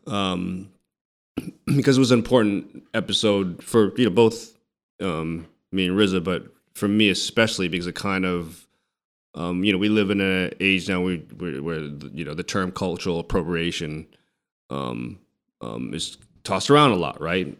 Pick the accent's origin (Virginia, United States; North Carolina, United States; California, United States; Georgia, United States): California, United States; San Francisco; I'm, I'm from San Francisco